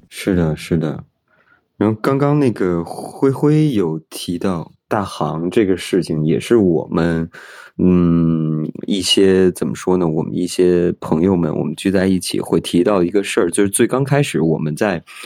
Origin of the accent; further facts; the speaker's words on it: Beijing, China; moved away as an adult; now in Shanghai, China; 因为我本来我是一个北京人